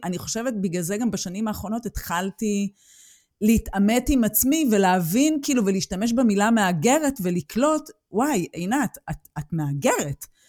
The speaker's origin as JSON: {"language": "Hebrew", "country": "Israel", "tie": "born or raised there", "moved": "as an adult", "lives_now": "Germany", "said": "אני גדלתי על גזענות בישראל"}